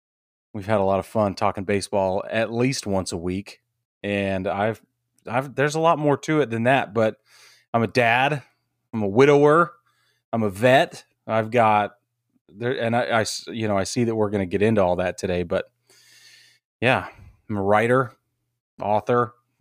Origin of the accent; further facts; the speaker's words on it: Utah, United States; I grew up in Utah, so I have some bear trauma as well.